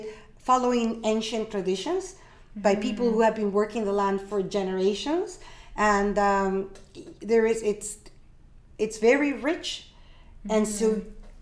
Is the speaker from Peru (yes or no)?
yes; Peru; now in Canada; born and raised in Peru. I'm Peruvian.